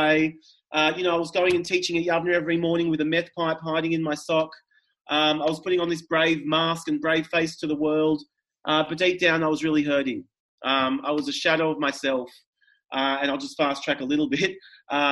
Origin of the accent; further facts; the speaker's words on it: Melbourne, Victoria, Australia; I grew up in Melbourne, Victoria. I grew up in Toorak